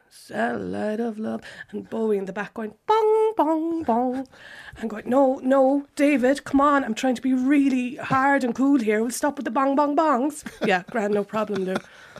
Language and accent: English; Cork, Munster, Ireland; moved away as an adult; also born or lived in Manchester, United Kingdom; now in London, United Kingdom; I'm from Cork.